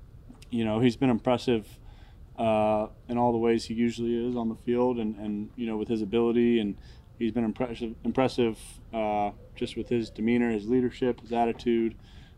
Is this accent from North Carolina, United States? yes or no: yes; Charlotte, North Carolina, United States; You know, I grew up a Panthers fan growing up in Charlotte, watching those teams when I was a kid.